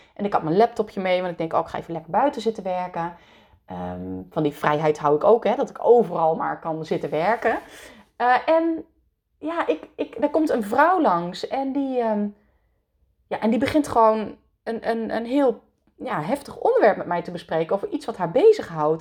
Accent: Netherlands; born or raised there; also born or lived in France

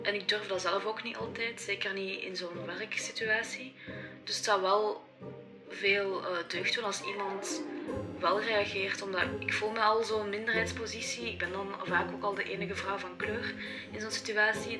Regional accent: Belgium; also born or lived in China; Maar ik woon hier eigenlijk al sinds mijn één jaar, dus ik voel mij ook vooral Belg

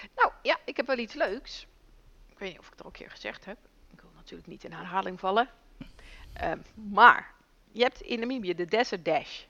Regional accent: Netherlands; wij komen uit Nederland.

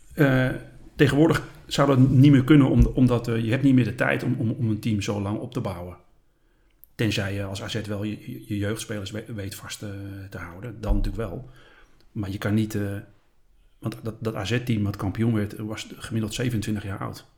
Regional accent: Schagen, North Holland, Netherlands; also born or lived in Haarlem; Ik ben opgegroeid in Schagen

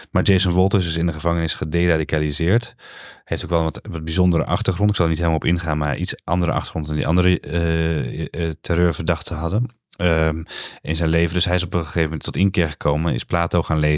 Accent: Amsterdam, North Holland, Netherlands; Zeg ik als, eh, als Amsterdammer.

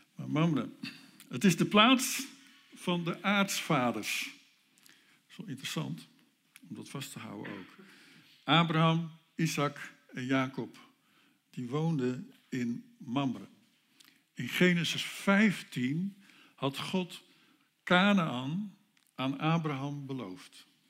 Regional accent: North Holland, Netherlands; Dan kom ik uit Noord-Holland

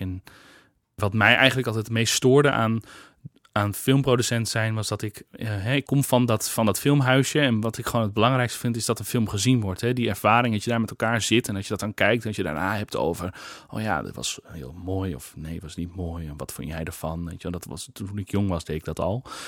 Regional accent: Kollum, Friesland, Netherlands; moved away; Ik kom uit Friesland, uit Kolm

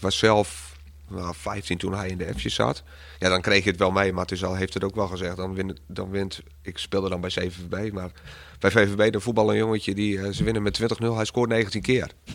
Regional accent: Bedum, Groningen, Netherlands; ik uit Bedem kom

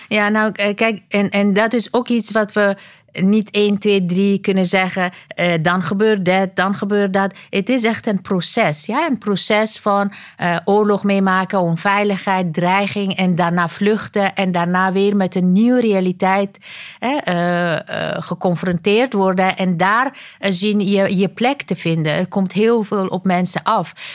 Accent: Afghanistan; now in Netherlands; Ik kom oorspronkelijk uit Afghanistan

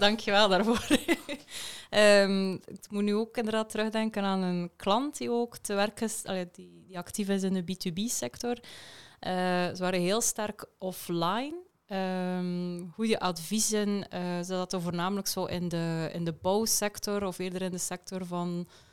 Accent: West Flanders, Belgium; accent: West Flemish; West-Vlaams zal ik alvast ook eh, meegeven. Mijn vlaamse tongval zit er wel tussen

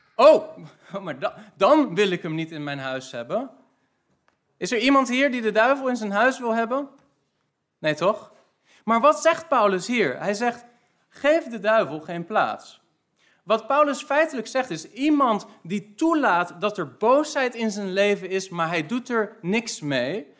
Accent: Netherlands; wij zijn als Nederlanders

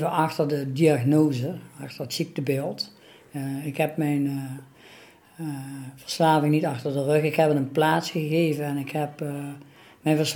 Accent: Venlo, Limburg, Netherlands; ik kom uit Venlo en ik ben al 59 jaar.

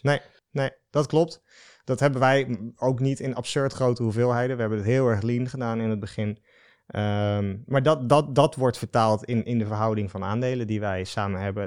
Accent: Den Dolder, Utrecht, Netherlands; also born or lived in Breda; ik ben geboren in Breda. Ik ben opgegroeid dus in Den Dolder.

